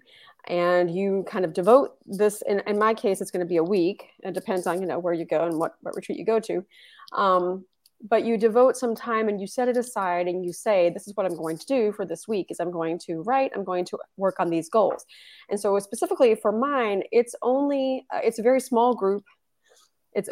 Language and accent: English; Texas, United States; moved away as an adult; now in Tallinn, Estonia; I am from Texas